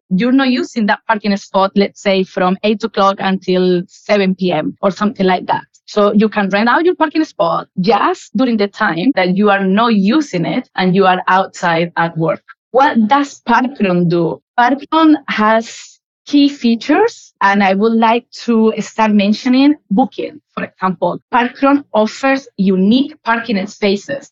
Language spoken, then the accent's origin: English; Malaga, Andalusia, Spain; English is a second language; moved away as an adult; also born or lived in United Kingdom; now in United Arab Emirates; I grew up in Malaga. Malaga is a beautiful, gorgeous city in the south of Spain